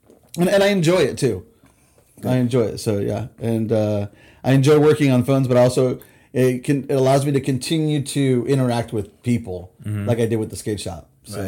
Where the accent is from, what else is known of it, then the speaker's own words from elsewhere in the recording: Huntington Beach, California, United States; moved away as an adult; also born or lived in Texas; now in Redding, United States; I grew up in Southern California, went to in Huntington Beach, and in my early 20s, I sold the business, moved to Texas for a few years, and I came back.